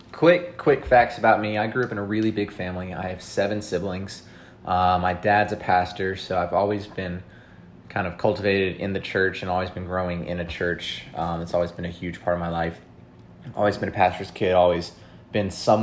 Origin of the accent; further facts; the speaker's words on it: Charlotte, North Carolina, United States; also born or lived in Virginia; my hometown is Charlotte